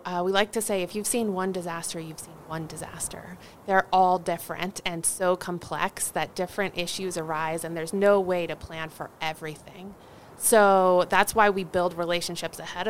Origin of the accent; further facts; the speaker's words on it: Northern Virginia, United States; now in Washoe County, United States; I'm originally from Northern Virginia